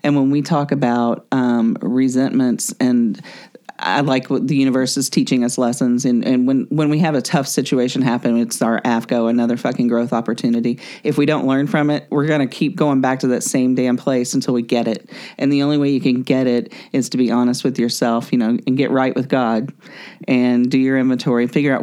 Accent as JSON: {"language": "English", "region": "the South", "country": "United States", "tie": "born or raised there", "said": "my culture that I grew up in the South is, you know, the bless your heart about every negative thing that you want to say"}